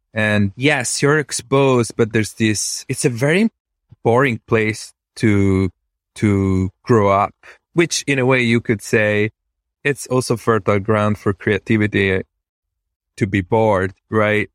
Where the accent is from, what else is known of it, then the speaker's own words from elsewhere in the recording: Venice, Veneto, Italy; English is a second language; moved away as an adult; now in United States; I was born in Venice, Italy, which is a strange place to be born and grow up